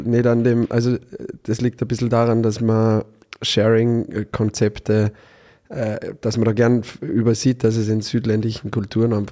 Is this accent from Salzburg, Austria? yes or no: yes; Innergebirg, Salzburg, Austria; moved away as an adult; also born or lived in Bad Gastein; now in Vienna, Austria; ins schöne Innergebirg, da wo ich herkomme